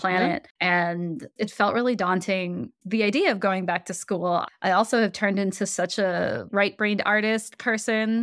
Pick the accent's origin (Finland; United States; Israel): United States; Michigan; I grew up in Michigan